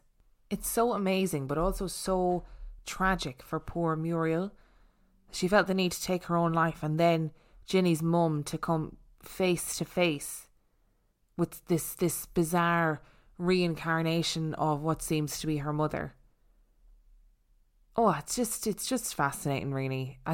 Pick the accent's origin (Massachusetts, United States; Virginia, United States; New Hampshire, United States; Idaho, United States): Virginia, United States; born there; I was born in 2000 in Virginia